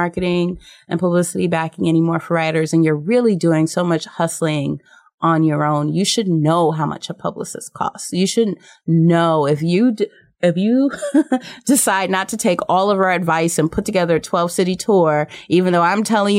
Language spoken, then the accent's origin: English; New York City, New York, United States; I was born in New York City